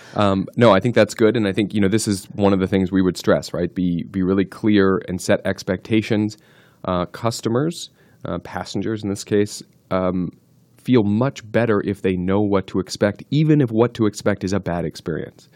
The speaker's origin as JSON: {"language": "English", "region": "New Jersey", "country": "United States", "tie": "born or raised there", "said": "I grew up in New Jersey"}